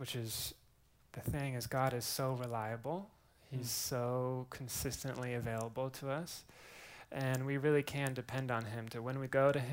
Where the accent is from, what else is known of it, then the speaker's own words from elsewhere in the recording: Eugene, Oregon, United States; also born or lived in Waco, Texas; now in Austin, United States; I'm originally from Eugene, Oregon. Grew up there